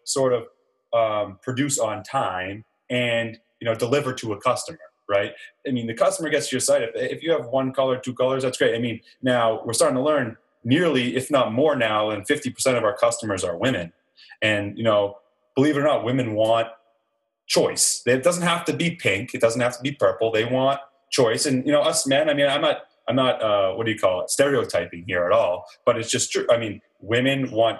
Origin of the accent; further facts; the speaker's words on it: Ipswich, Massachusetts, United States; also born or lived in California / Budapest, Hungary; I'm from the North Shore of Massachusetts, a little town called Ipswich